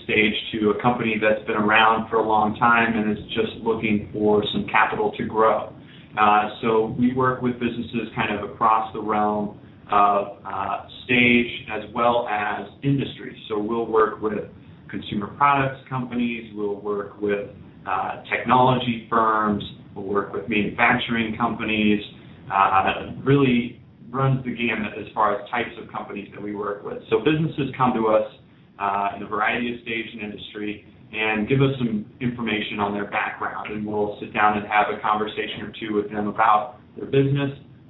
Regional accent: Indianapolis, Indiana, United States; I come from Indianapolis

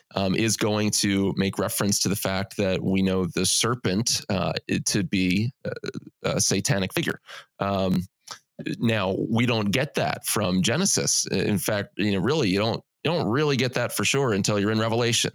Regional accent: United States; as American evangelicals

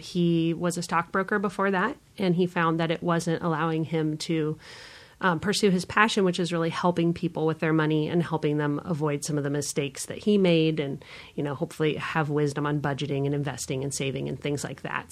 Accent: San Diego, California, United States; now in Omaha, United States; I grew up in San Diego, California, and try to go back there as often as I can

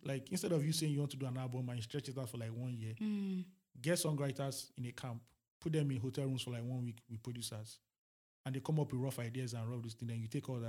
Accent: Nigeria; as a Nigerian

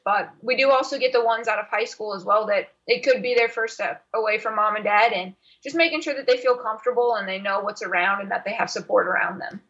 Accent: Charlottesville, Virginia, United States; I grew up in Charlottesville, Virginia

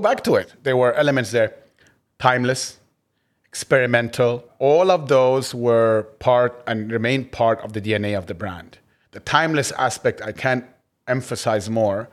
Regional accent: Egypt; moved away as an adult; also born or lived in United States; I grew up in Egypt, uh, and, but then also went to the States

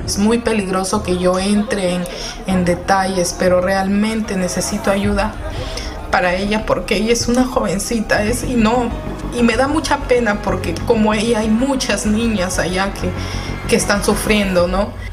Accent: Peru; moved away as an adult; also born or lived in Kabul, Afghanistan; como peruana uno es luchador

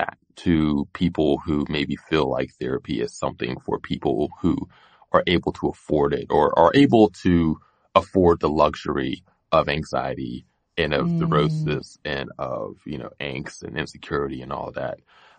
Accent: Pittsburgh, Pennsylvania, United States; so I grew up in Pittsburgh. I grew up on a street where there was all types of violence

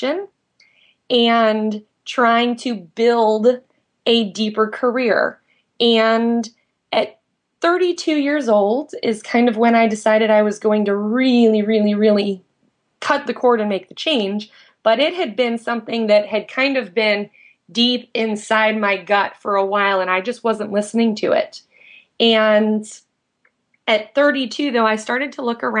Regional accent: Indiana, United States; moved away as an adult; also born or lived in San Diego; I grew up in Indiana. I moved to San Diego in 2001

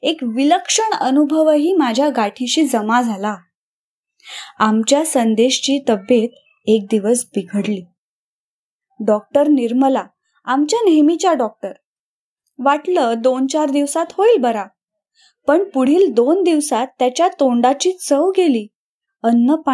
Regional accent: Phaltan, Maharashtra, India; now in Mumbai, India; गोरेगाव मुंबई येथे असते … सातारा जिल्ह्यातील फलटण हे माझं माहेर

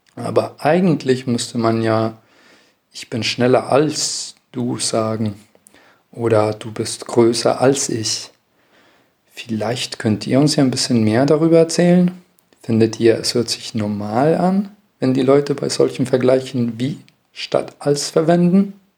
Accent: Chile; ich komme aus Chile, Südamerika

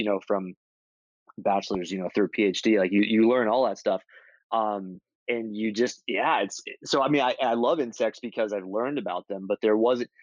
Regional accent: Florida, United States; I grew up in Florida, which has a lot of nature

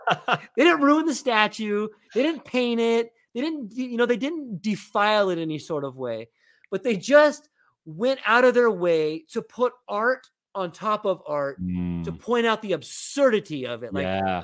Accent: Oceanside, California, United States; So I grew up in this town, in Northern San Diego, Oceanside, kind of Vista.

